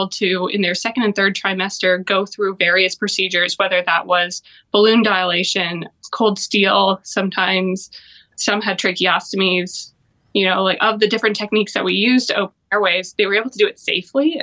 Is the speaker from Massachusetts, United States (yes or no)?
no; Broomfield, Colorado, United States; moved away as an adult; also born or lived in Kansas City / St. Louis; now in Cleveland, United States; I'm originally from Colorado, a town called Broomfield. It's between Denver and Boulder.